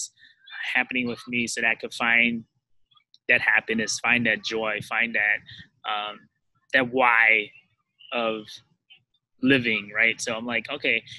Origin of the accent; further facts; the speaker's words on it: United States; I was born in the States, but my mom and dad escaped like a war-torn country and came to the U.S. So I was fortunate enough to grow up here